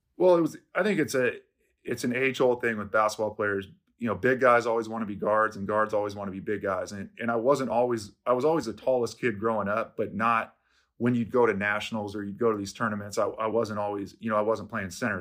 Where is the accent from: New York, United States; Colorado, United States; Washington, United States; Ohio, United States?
Washington, United States; Seattle; I'm from Seattle. I grew up here.